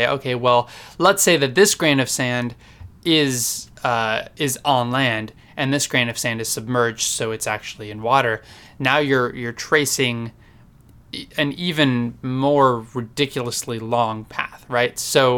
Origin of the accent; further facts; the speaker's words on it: United States; Because meter just feels better. I mean, I grew up in America.